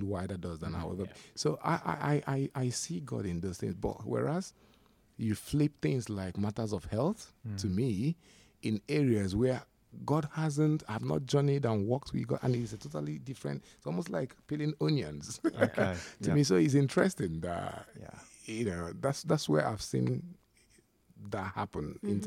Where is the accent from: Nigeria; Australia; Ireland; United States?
Nigeria; now in United Kingdom; being a Nigerian, coming to the UK